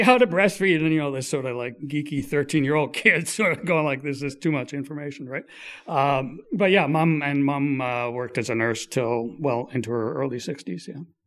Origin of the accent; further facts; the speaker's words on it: Kingston, Ontario, Canada; also born or lived in Quebec City / Ottawa; I grew up in Kingston, on, Kingston and in Ottawa